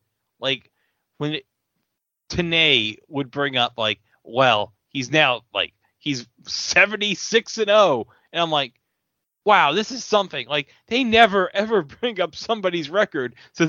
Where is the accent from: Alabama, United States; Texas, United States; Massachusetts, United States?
Texas, United States; It's like, it's going to be in front of my home state in Texas.